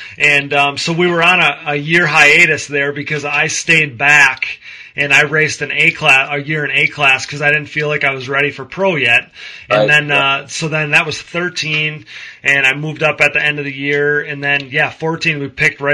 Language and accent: English; Wisconsin, United States; I'm from Wisconsin